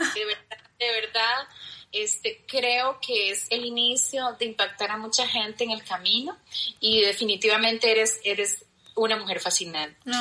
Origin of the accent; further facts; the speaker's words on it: Costa Rica; mi tierra querida Costa Rica